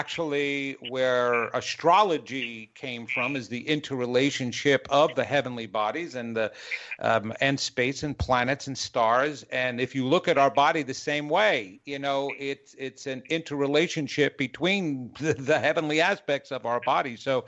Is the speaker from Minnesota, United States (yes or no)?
no; New York, United States; now in North Carolina, United States; I had to let Dr. Greg know that I'm originally from New York. He could not tell. Because of my 25 years in North Carolina, I guess I lost that accent